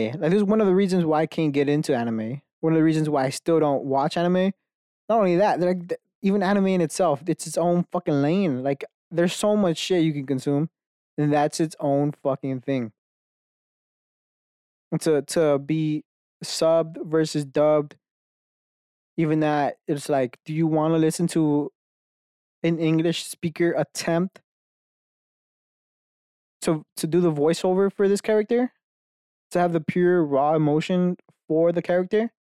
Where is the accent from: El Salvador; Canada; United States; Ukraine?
United States; I was born fucking Mexican in America, right? That I'm a being in America. Just by circumstance, I know 2 languages.